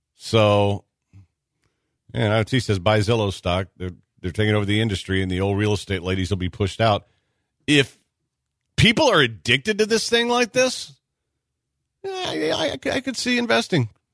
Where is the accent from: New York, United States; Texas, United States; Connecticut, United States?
Texas, United States; I'm from Texas